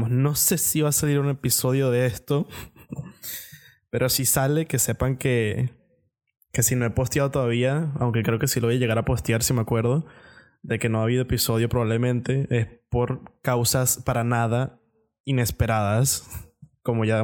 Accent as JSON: {"language": "Spanish", "country": "Venezuela", "said": "somos venezolanos"}